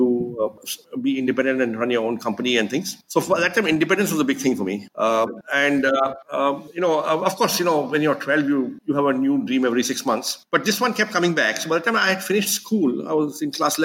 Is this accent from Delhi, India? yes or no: yes; Delhi, India; also born or lived in Mumbai / Ahmedabad; I was born in Delhi. My father was a government servant, so we lived in government colonies, and that's where I grew up